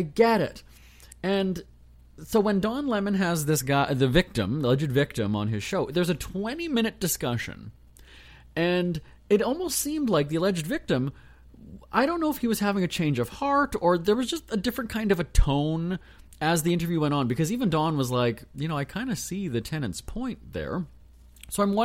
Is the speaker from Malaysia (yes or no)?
no; Canada; I'm just Canadian.